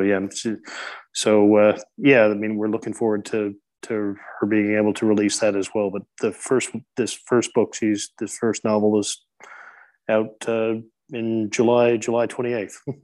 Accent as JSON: {"language": "English", "region": "Newfoundland and Labrador", "country": "Canada", "tie": "born or raised there", "moved": "yes", "lives_now": "Christchurch, New Zealand", "said": "the Humber River, which flows into my hometown uh, from a little bit further inland in Newfoundland"}